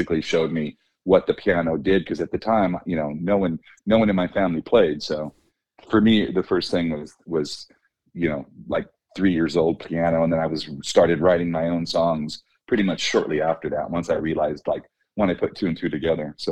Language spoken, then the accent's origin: English; Oxnard, California, United States; I'm from Oxnard, California, which is like between Malibu and Santa Barbara